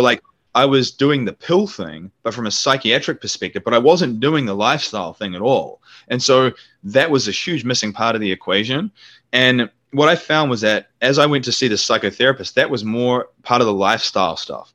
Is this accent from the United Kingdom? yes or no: no; New Zealand; moved away; New Zealand, which is my home country